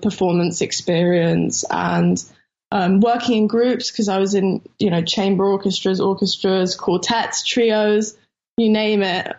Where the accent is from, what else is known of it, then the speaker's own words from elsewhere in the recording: London, United Kingdom; I'm from Camden in London.